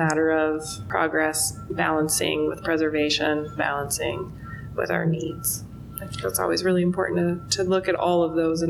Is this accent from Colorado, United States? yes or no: no; Alaska, United States; now in Nevada, United States; I'm from Alaska, and so we still have those big open spaces.